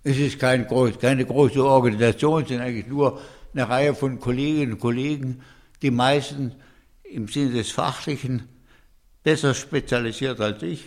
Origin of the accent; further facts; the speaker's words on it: Hohenlohe, Baden-Württemberg, Germany; die Bauernhöfe im Hohenloge, wo ich groß geworden bin